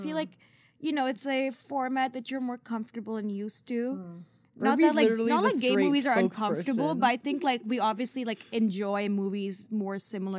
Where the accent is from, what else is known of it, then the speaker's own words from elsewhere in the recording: Singapore; But I am from Singapore, and I kind of grew up in a very similar culture.